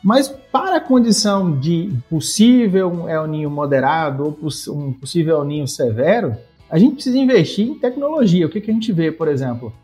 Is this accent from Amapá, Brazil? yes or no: no; Bahia, Brazil; Eu sou baiano, um dos poucos baianos aqui no oeste da Bahia